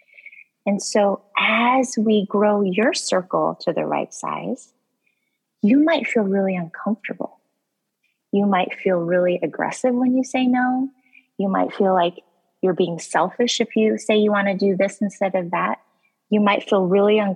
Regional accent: Colorado, United States; now in Boston, United States; I was born and raised in Colorado

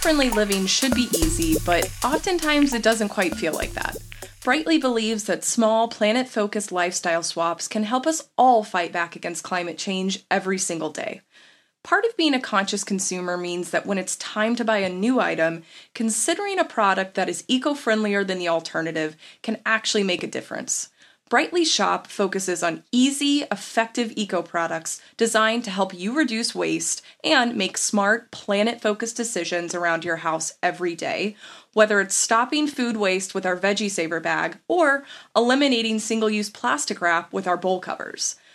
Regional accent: Texas, United States; also born or lived in San Francisco; now in Seattle, United States; I'm based in Seattle now. I'm from Texas originally, but I spent quite a few years in San Francisco.

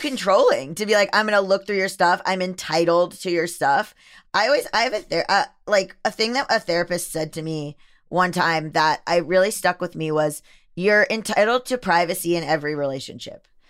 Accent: Florida, United States; I am from Florida, born and raised

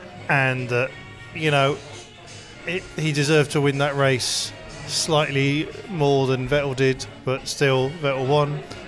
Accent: United Kingdom; I'm British.

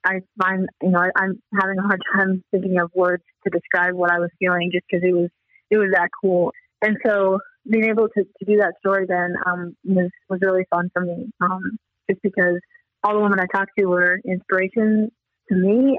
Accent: Des Moines, Iowa, United States; I grew up in Des Moines, Iowa

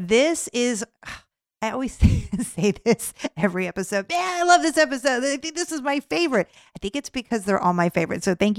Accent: San Diego, California, United States; moved away; my hometown of San Diego

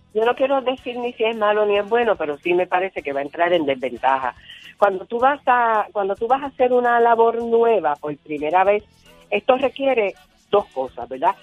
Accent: Ponce, Puerto Rico; yo soy de Ponce, vivía en Ponce y, hacía babysitting a unos nenes que vivían al frente de mi casa

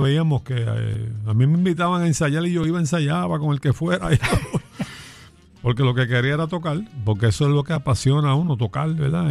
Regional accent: Vega Baja, Puerto Rico; Nacido en Vega Baja, mi pueblo es Melao Melao

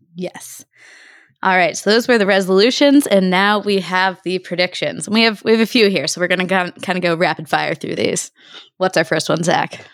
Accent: Virginia, United States; George Mason University, my home state of Virginia

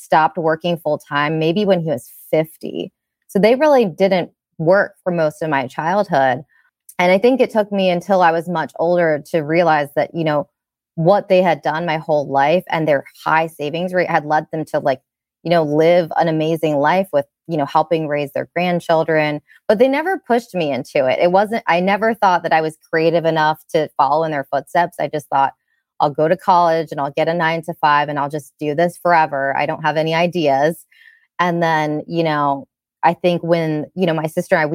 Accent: Chesapeake City, Maryland, United States; I grew up in Maryland in Cecil County

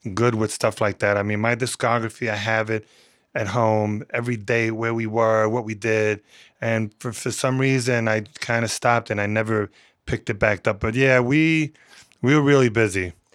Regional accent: New York City, New York, United States; I grew up in the Bronx

